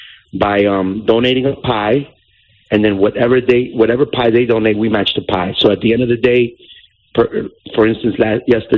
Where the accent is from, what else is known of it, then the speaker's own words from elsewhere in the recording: New York City, New York, United States; I grew up in Jackson Heights, Queens, which is right next to the Elmhurst